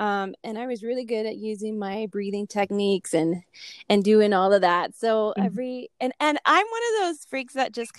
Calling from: New Mexico, United States; I am calling in from New Mexico.

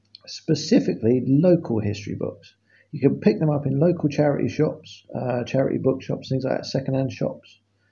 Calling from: England, United Kingdom; I am calling from England, which is a part of Great Britain.

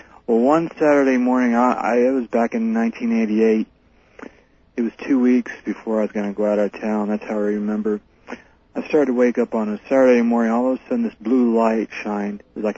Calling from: Fresno, California, United States; I'm calling from Fresno, California

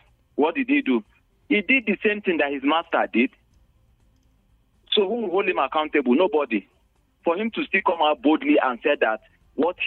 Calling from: Bukuru, Plateau, Nigeria; I'm calling from Old Bukuru Park

